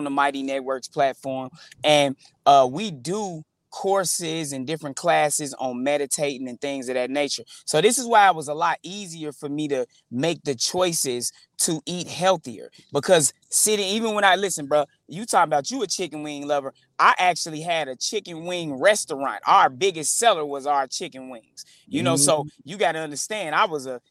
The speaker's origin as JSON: {"language": "English", "town": "Chicago", "region": "Illinois", "country": "United States", "tie": "born or raised there", "said": "growing up in the Chicago street gang culture"}